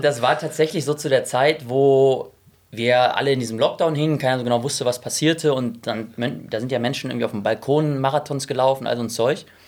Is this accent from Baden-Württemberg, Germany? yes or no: no; Essen, North Rhine-Westphalia, Germany; moved away as an adult; also born or lived in Munich / Frankfurt; ich komme aus Essen ursprünglich, habe lange Jahre dort gelebt, bin dort aufgewachsen.